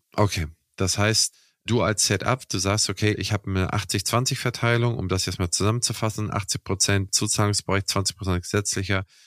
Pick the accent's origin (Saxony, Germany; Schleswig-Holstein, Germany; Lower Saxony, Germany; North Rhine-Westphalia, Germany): Schleswig-Holstein, Germany; Kiel; meine Heimatstadt oder eine mein, also in meinem Umkreis aus Kiel